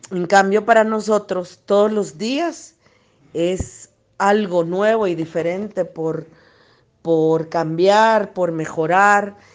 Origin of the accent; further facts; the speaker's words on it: Guatemala; Hola, ¿qué tal? Mucho gusto. … de Guatemala. Para nosotros en la cosmovisión maya